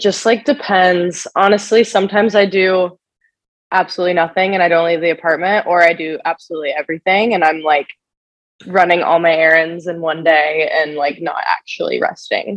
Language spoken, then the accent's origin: English; Kansas City, United States; moved away as an adult; also born or lived in Nebraska; I am from Kansas City originally